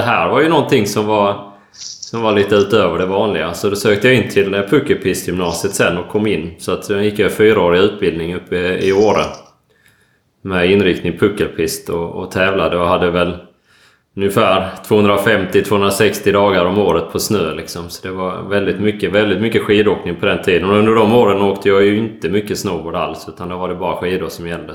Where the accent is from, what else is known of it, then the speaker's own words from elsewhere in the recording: Ängelholm, Skåne, Sweden; also born or lived in Stavanger; now in Gothenburg, Sweden; Jag är, eh, född och uppväxt i Ängelholm och, eh, bor nu i Göteborg.